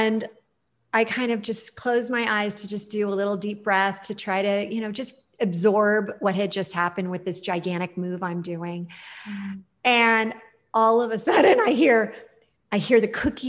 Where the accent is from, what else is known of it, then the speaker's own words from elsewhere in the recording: Los Angeles, California, United States; I'm not from New Jersey. I'm from